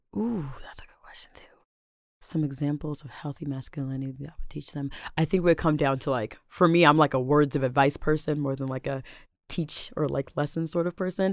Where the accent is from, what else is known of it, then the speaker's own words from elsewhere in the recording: Seattle, Washington, United States; I am born and raised in Seattle, South Seattle, to be specific, Rainier Beach